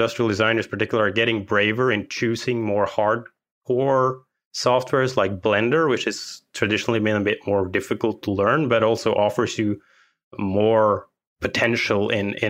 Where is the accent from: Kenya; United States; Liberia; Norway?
Norway; I am from Norway.